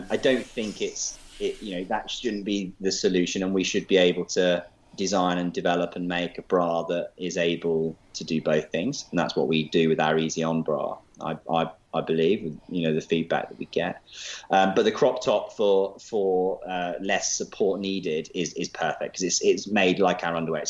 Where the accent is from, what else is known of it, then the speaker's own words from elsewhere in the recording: Leicester, East Midlands, United Kingdom; I'm from Leicester.